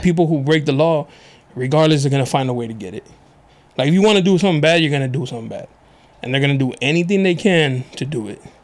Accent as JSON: {"language": "English", "town": "National City", "region": "California", "country": "United States", "tie": "born or raised there", "said": "I grew up in National City, but I went to schools out here."}